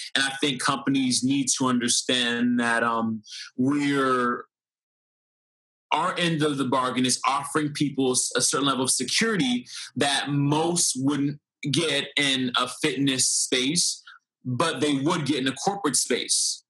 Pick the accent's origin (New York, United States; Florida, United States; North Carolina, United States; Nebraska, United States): Florida, United States; Fort Lauderdale; Florida, Fort Lauderdale, Florida.